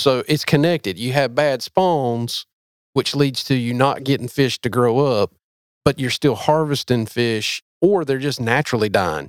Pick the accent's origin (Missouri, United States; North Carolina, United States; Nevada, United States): North Carolina, United States; I am from North Carolina, but not from there